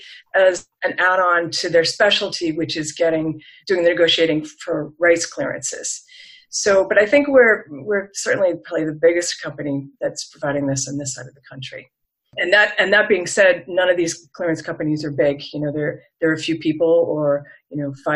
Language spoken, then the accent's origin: English; New England, United States; moved away as an adult; also born or lived in Los Angeles; I was from New England originally